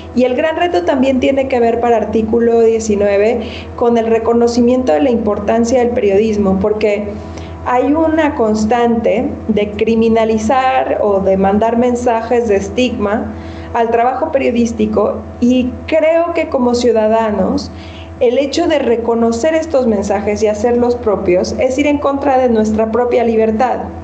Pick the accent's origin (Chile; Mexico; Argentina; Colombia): Mexico; nosotros como ciudadanos mexicanos